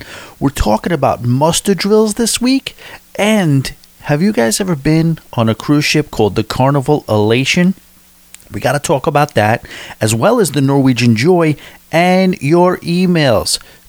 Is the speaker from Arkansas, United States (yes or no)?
no; Florida, United States; But either way, we are from South Florida, sunny South Florida.